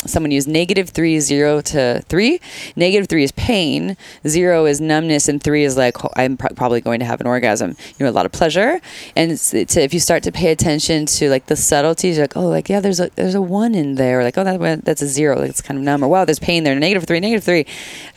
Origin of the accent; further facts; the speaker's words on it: Santa Cruz, California, United States; I'm from Santa Cruz. I'm from Santa Cruz